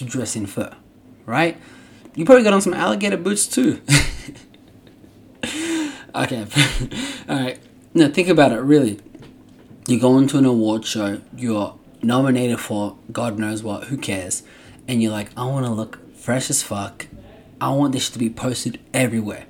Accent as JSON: {"language": "English", "country": "Australia", "tie": "born or raised there", "moved": "yes", "lives_now": "United States", "said": "I grew up in Australia"}